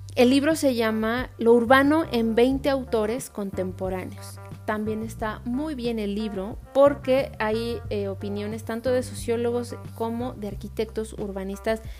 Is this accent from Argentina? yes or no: no; Mexico; me identifico como mexicana